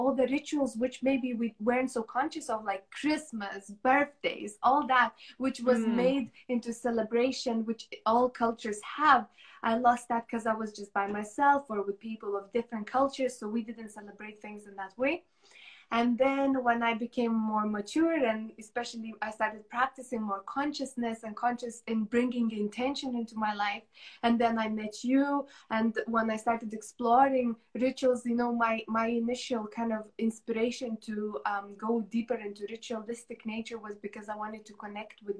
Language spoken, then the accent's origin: English; Lithuania; moved away as an adult; when I left Lithuania, when I moved away from my home country